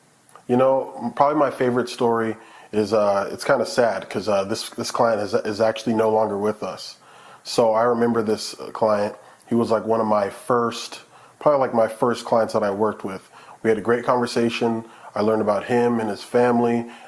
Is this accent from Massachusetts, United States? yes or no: no; Florida, United States; now in Colorado, United States; I'm from Florida, born to an immigrant. My dad's from Jamaica.